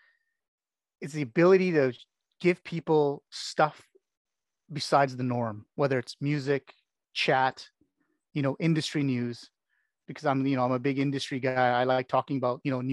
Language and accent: English; Canada; also born or lived in United Kingdom; I'm born and bred in Canada and this country.